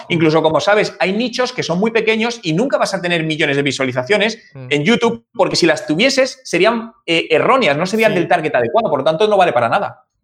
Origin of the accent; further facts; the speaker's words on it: Madrid, Community of Madrid, Spain; moved away as an adult; Yo soy de, yo soy de Madrid, yo nací en el año 1980 en, Madrid Centro, en la, en la, en la capital. Y ahí he vivido prácticamente toda mi vida